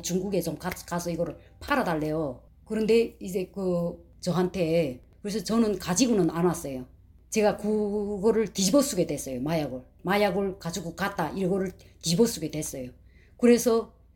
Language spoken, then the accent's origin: Korean; North Korea; moved away as an adult; also born or lived in China; now in Alabama, United States; 저희는 탈북자인데 우린 두 자매다